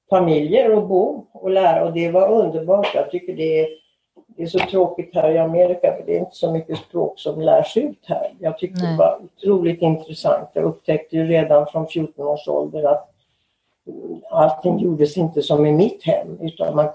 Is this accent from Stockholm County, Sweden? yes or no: yes; Stockholm, Stockholm County, Sweden; moved away as an adult; also born or lived in Los Angeles, United States; now in United States; Jag kommer från Stockholm.